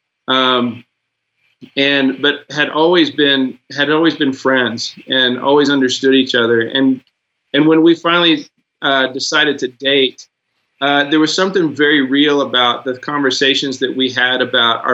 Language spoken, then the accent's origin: English; Arkansas, United States; I grew up definitely in the South in Arkansas